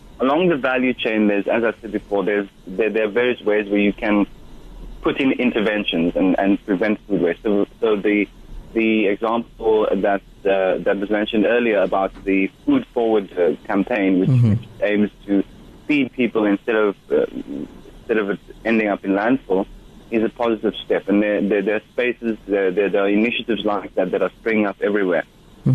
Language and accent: English; Western Cape, South Africa; growing up in the Western Cape in the 1970s and 80s